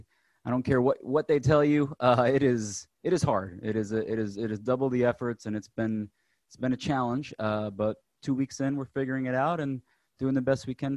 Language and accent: English; New Jersey, United States; Well, I'm originally from New Jersey, so we can talk about that a little bit.